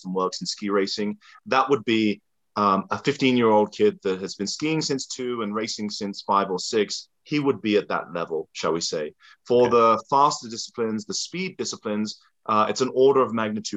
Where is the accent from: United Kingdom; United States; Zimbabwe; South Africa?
United Kingdom; England; moved away; As a kid growing up in England, born in 83